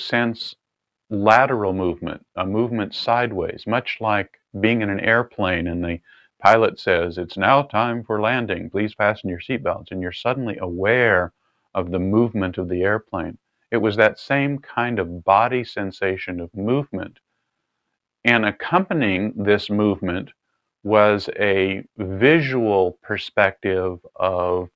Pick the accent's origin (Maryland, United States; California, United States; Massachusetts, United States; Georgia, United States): California, United States; I was raised in California